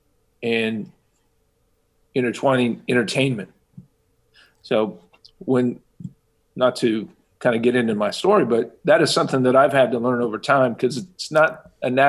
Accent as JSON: {"language": "English", "town": "Kansas City", "region": "Kansas", "country": "United States", "tie": "born or raised there", "said": "I was born and raised in Kansas City, Kansas, and I've been here all my life."}